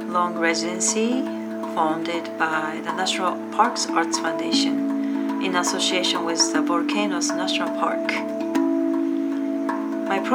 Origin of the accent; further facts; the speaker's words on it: Tokyo, Japan; moved away as an adult; also born or lived in Seattle, Washington, United States; I'm originally from Tokyo, Japan, and moved to Seattle, Washington, USA, about 29 years ago